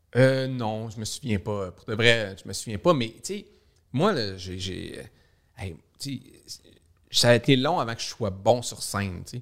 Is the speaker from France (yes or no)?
no; Saguenay, Quebec, Canada; moved away as an adult; also born or lived in Montreal; je viens du Saguenay